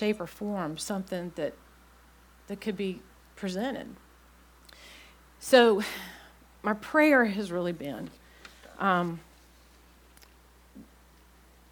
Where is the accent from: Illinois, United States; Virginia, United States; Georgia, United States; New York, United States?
Virginia, United States; Blacksburg; moved away as an adult; also born or lived in Clemson, South Carolina / Norfolk, Virginia; I grew up in Blacksburg, Virginia